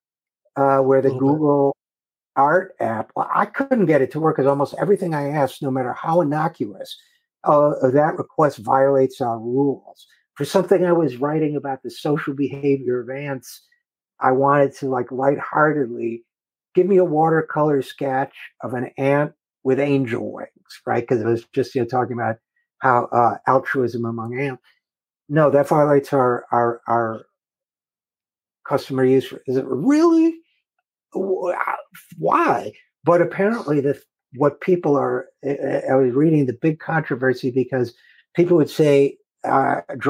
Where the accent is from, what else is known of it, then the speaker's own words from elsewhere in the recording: Utica, New York, United States; moved away; my hometown of Utica, New York, going there, hadn't been there in 40 years